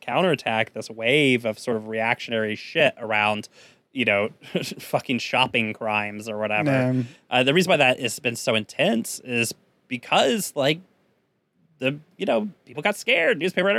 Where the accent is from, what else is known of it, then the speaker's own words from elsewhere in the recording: San Antonio, Texas, United States; In my hometown of San Antonio, we elected not one, but 2 socialists to the city council